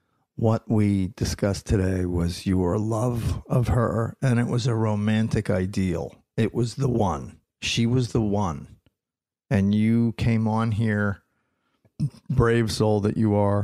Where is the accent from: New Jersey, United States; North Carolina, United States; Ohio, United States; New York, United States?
New Jersey, United States; also born or lived in Philadelphia, Pennsylvania / Los Angeles, California; now in California, United States; I was born in Philadelphia, grew up in South Jersey